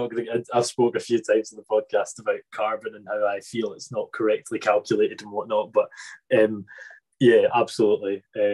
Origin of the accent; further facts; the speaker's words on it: Isle of Arran, Scotland, United Kingdom; I'm from Isle of Arran, and we have no broadband over there.